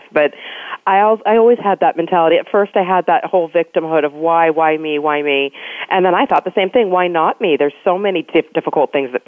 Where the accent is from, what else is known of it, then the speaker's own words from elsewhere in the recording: Pasadena, California, United States; I was born in Pasadena